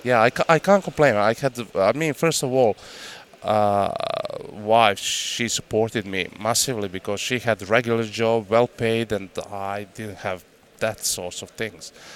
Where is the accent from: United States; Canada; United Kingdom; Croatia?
Croatia; English is a second language; moved away; I grew up in hunting family. You know, I'm fourth generation of hunters in my family, and uh, I grew up in Croatia.